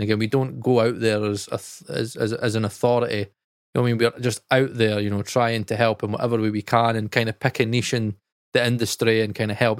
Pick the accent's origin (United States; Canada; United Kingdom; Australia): United Kingdom; we're British